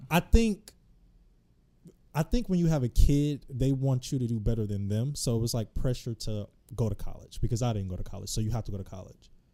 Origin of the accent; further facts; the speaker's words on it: Detroit, Michigan, United States; also born or lived in Los Angeles, California; now in DMV area, United States; I'm originally from Detroit, Michigan. I lived in L A for a bit.